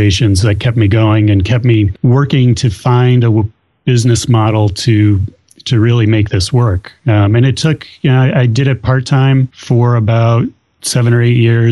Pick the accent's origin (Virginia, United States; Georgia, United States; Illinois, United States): Illinois, United States; moved away as an adult; now in New Hampshire, United States; I grew up in Illinois